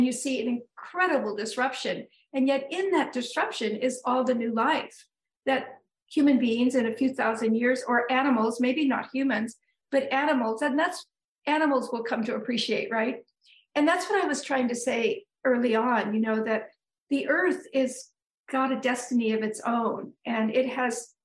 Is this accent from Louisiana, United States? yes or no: no; Northern California, United States; moved away as an adult; now in New England, United States; I moved here about a little over 34 years ago. I grew up in Northern California.